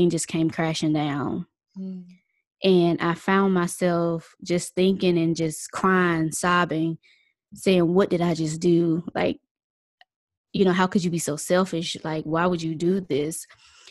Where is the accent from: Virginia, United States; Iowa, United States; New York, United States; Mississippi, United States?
Mississippi, United States; we're originally from Mississippi